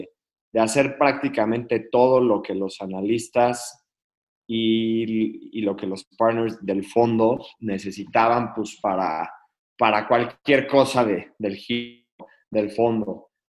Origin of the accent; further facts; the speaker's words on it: Querétaro, Mexico; Yo soy de Querétaro, pero siempre he vivido en diferentes lugares de la República, por, sobre todo por el trabajo de mi papá.